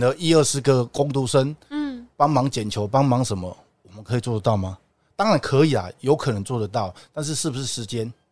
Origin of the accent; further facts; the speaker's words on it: Taipei, Taiwan; also born or lived in Japan; 跟我们台北人一样